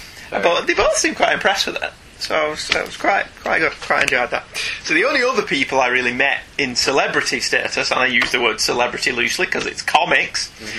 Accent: United Kingdom; we're British

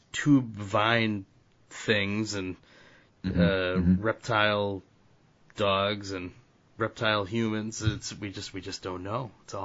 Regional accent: New England, United States; I'm from New England.

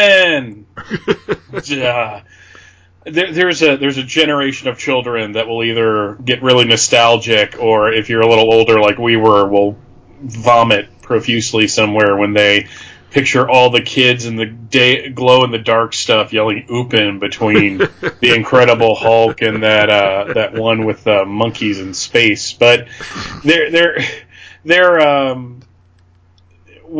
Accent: Allentown, Pennsylvania, United States; I grew up in a little postage stamp called West Coastville. And because we were near Allentown

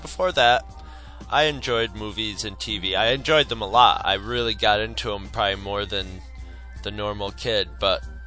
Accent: Carthage, New York, United States; we grew up in Carthage, New York, which is a really tiny, you know, small town.

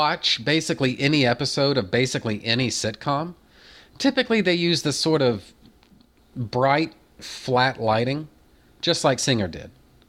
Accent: United States; I'm not Australian. I'm American. I've never been to anywhere in Australia

